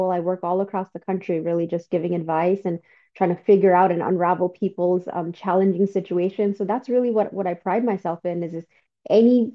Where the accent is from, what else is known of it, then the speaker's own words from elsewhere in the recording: New York City, New York, United States; also born or lived in Bangladesh; I grew up in New York City